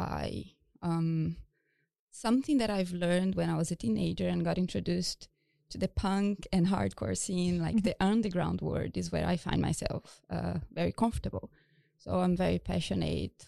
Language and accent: English; Brazil; moved away as an adult; also born or lived in United States / Japan; now in Stockholm, Sweden; I'm originally from Brazil